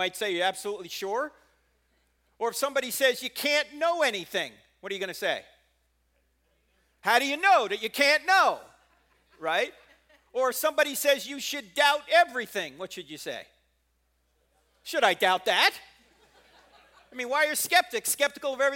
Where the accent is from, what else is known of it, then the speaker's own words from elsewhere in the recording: New Jersey, United States; moved away; I'm not originally from here. I'm originally from New Jersey